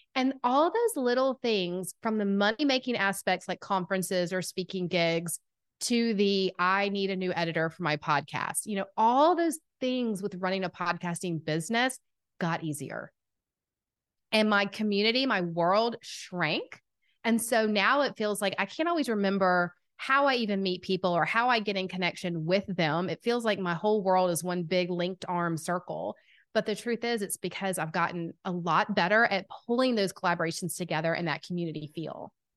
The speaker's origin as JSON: {"language": "English", "town": "Atlanta", "region": "Georgia", "country": "United States", "accent": "southern", "said": "I am from Atlanta, Georgia. If you can't tell by the southern accent, I've been told it's quite strong."}